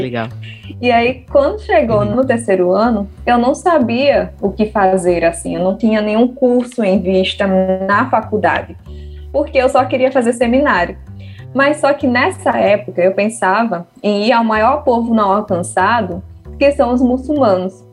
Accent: João Pessoa, Paraíba, Brazil; also born or lived in Guinea-Bissau; eu tinha sete anos, então eu fui realmente criada aqui, né? A minha cultura também daqui, tanto que meu sotaque também é daqui

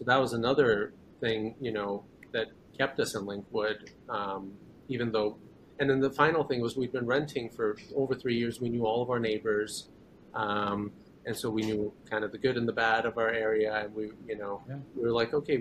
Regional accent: Katy, Texas, United States; also born or lived in Iran / San Antonio; we immigrated here when I was 10 years old to the Katy area. And I've pretty much lived here my whole life.

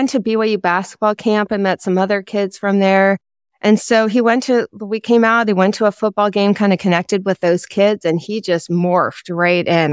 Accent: Potomac, Maryland, United States; moved away as an adult; also born or lived in Utah; I grew up in Potomac, Maryland

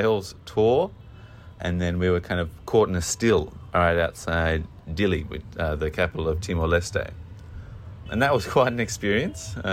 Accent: Australia; moved away as an adult; being an Australian, you know, a coastal Australian

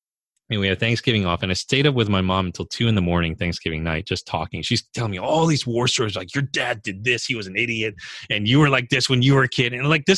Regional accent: California, United States; You know, I'm Korean. And so I was born in California, but I was, you know, Korean American. And despite growing up here, you know, in the U.S., this is my home

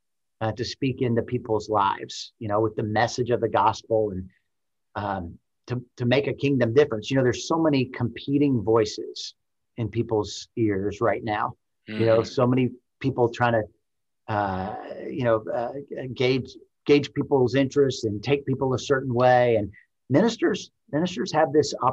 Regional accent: Arkansas, United States; to do the Lord's work in kind of my home state and connecting with people here in Arkansas

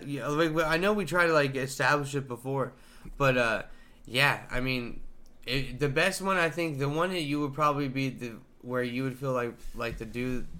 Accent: Tulsa, Oklahoma, United States; Because I'm from

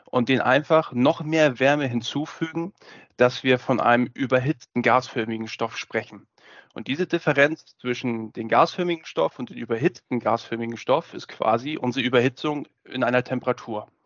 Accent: Hamburg, Germany; ich bin gelernter Kälteanlagenbaumeister und wie man das vielleicht schon hört, gebürtiger Hamburger

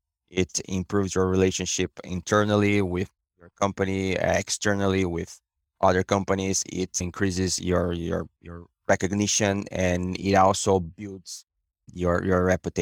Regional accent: Brazil; English is a second language; moved away as an adult; now in Canada; Most of my career was in consulting companies back in Brazil, my hometown, and I came to Canada in 2018

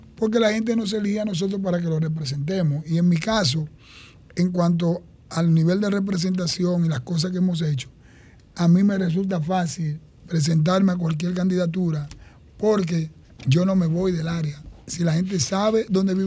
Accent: Santo Domingo Este, Distrito Nacional, Dominican Republic; me formé y me eduqué en Santo Domingo Este

